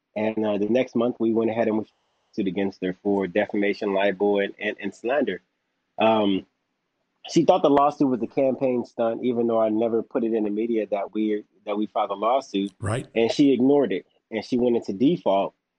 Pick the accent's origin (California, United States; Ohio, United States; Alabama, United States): California, United States; Los Angeles; I'm from South Central Los Angeles. I grew up with gangs